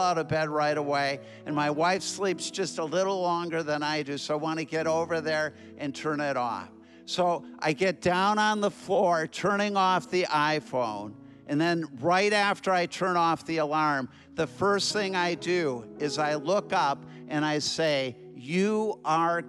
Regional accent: Minneapolis, Minnesota, United States; I'm from Minneapolis, Minnesota.

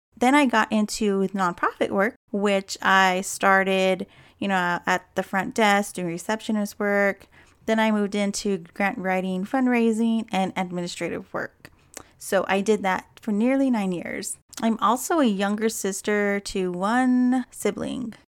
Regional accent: Hopi tribe, Upper Moenkopi Village, Arizona, United States; also born or lived in Yavapai-Apache Nation, Verde Valley, Arizona; I'm also from the Hopi tribe of the Upper Mount Gopi Village. Both are located in Arizona.

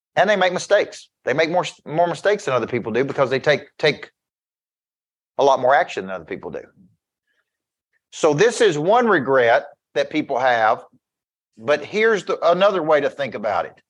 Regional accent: Woodbury, Tennessee, United States; I'm from Woodbury

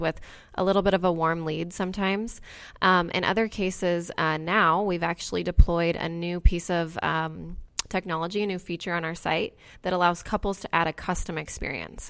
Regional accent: Indianola, Iowa, United States; the outside scoop, which is in Indianola, which is my hometown

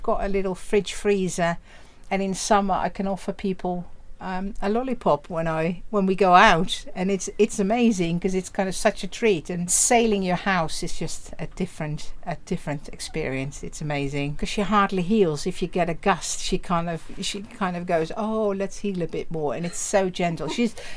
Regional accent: Netherlands; English is a second language; moved away as an adult; now in United Kingdom; I'm from Holland, or the Netherlands it should be, because Holland is only the coastal provinces of the Netherlands. Yes, born there

